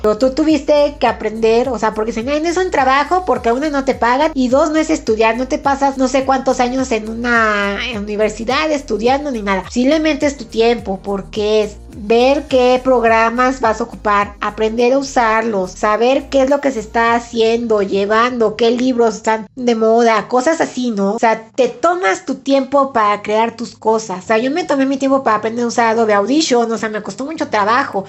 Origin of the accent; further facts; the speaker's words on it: Puebla, Mexico; yo soy de Puebla